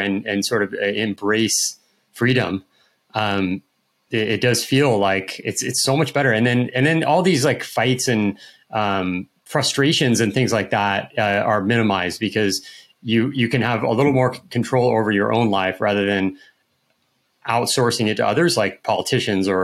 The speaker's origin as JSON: {"language": "English", "area": "outside of San Francisco", "region": "California", "country": "United States", "tie": "born or raised there", "also_born_or_lived": "Austin / Florianopolis, Brazil", "moved": "yes", "lives_now": "Brazil", "said": "I grew up in California, and I was outside of San Francisco"}